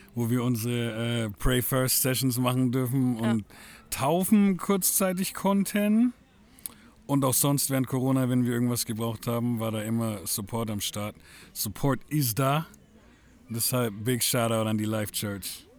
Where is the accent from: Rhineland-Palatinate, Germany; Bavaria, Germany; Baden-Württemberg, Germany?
Bavaria, Germany; Franconia; ich selbst als Franke